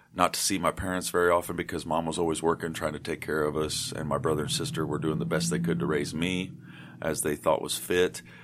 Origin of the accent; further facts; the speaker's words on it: Eastern Kentucky, United States; also born or lived in Batesville, Indiana / Morehead, Kentucky / Richmond, Kentucky; I'm from Eastern Kentucky